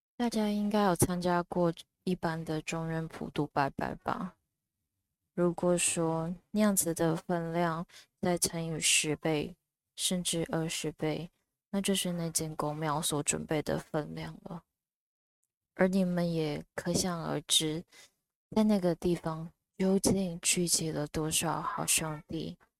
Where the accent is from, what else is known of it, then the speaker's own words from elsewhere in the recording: Taichung, Taiwan; 我的故乡台中